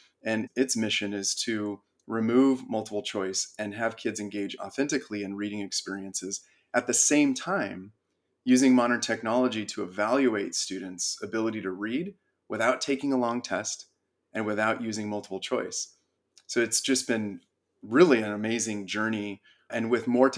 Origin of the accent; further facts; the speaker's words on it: Big Bear, California, United States; also born or lived in San Diego; We grew up in Big Bear. It's a small mountain town in California.